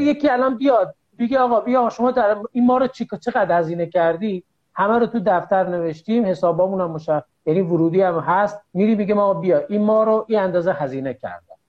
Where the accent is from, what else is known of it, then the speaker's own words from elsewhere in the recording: Dehdasht, Kohgiluyeh and Boyer-Ahmad, Iran; also born or lived in Qom; بیام شهر خودم دهدش